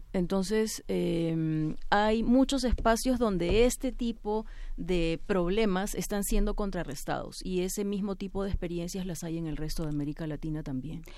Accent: Peru; estamos viviendo también en el Perú

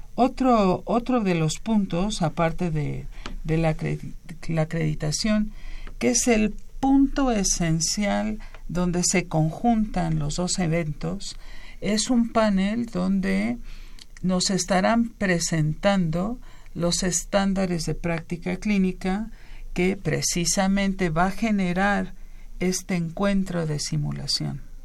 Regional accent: Mexico; somos mexicanos

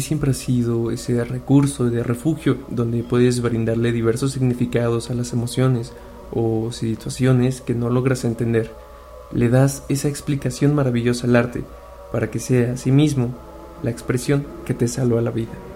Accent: Mexico City, Mexico; tengo 25 años, y soy de la Ciudad de México

